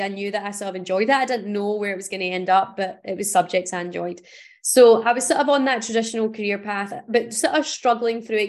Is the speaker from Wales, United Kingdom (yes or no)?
no; Paisley, Scotland, United Kingdom; I grew up in Paisley, which is a town outside of Glasgow in Scotland.